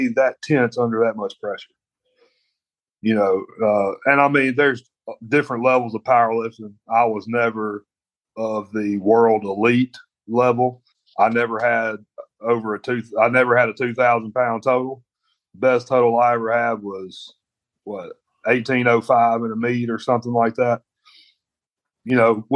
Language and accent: English; United States; I'm an American.